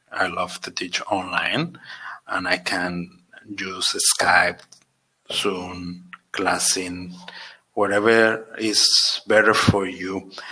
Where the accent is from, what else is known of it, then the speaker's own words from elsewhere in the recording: Barcelona, Catalonia, Spain; I'm from Spain, Barcelona